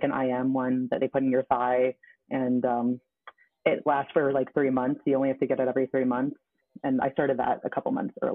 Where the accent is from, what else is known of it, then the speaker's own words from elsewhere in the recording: Toronto, Ontario, Canada; moved away as an adult; now in London, Canada; I'm from Toronto, but I live in London at the moment, in London, Ontario, not England